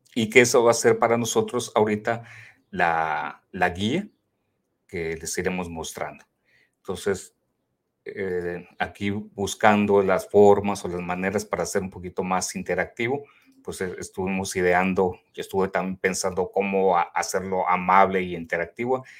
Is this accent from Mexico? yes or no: yes; Mexico; somos tres de México que nos encontramos en este grupo también de Global.